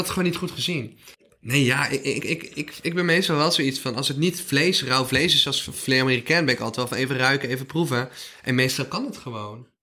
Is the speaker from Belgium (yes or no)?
no; North Brabant, Netherlands; Ik kom uit Brabant